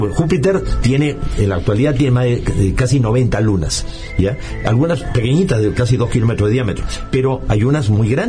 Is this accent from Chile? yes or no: no; Peru; O sea, yo estabas soy peruano, este, justamente nací el 12 de diciembre del año 55